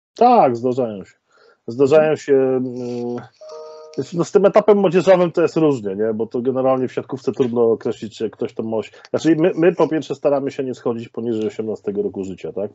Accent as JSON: {"language": "Polish", "town": "Częstochowa", "region": "Silesian Voivodeship", "country": "Poland", "tie": "born or raised there", "said": "jestem oryginalnie z Częstochowy"}